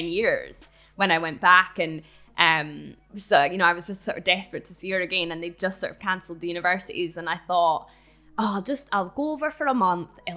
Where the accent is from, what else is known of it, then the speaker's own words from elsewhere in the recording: Edinburgh, Scotland, United Kingdom; growing up in Edinburgh